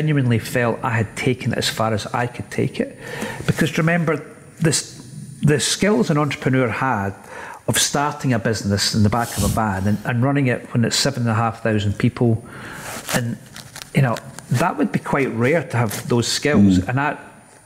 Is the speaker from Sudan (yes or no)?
no; Scotland, United Kingdom; from Scotland